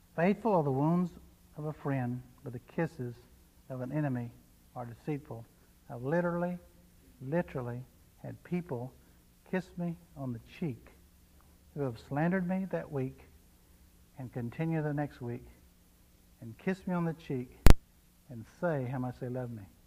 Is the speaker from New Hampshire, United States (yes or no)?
no; Texas, United States; I was from Texas